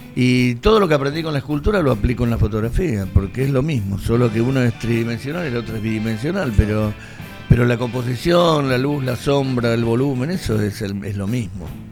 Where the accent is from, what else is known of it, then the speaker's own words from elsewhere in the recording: Lavallol, Buenos Aires Province, Argentina; estábamos en Lavallol, yo nací en Lavallol